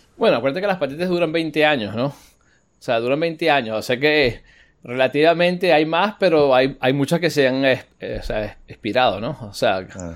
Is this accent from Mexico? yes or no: no; United States; soy americano